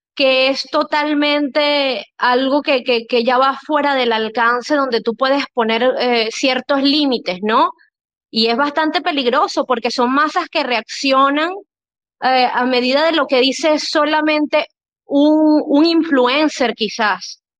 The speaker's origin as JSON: {"language": "Spanish", "country": "Venezuela", "tie": "born or raised there", "said": "yo soy venezolana, por cierto, yo, mi país eh, natal es Venezuela."}